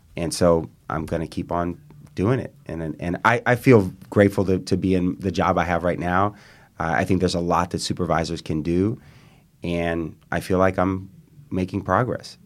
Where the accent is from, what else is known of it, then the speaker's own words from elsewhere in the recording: East Bay, California, United States; now in San Francisco, United States; I grew up in the East Bay, a couple blocks from Gordo's on Solano Avenue